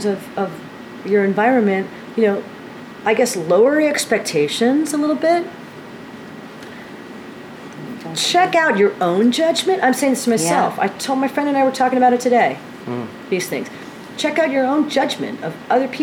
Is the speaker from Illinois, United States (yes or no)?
no; Dayton, Ohio, United States; moved away as an adult; now in New York, United States; I was raised in Ohio, but I've lived in New York for 30 years